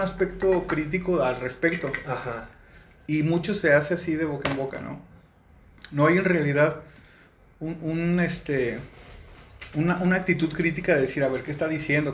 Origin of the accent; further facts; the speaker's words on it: León, Guanajuato, Mexico; soy de León, Guanajuato me siento muy orgulloso de, pertenecer pues al Estado, al municipio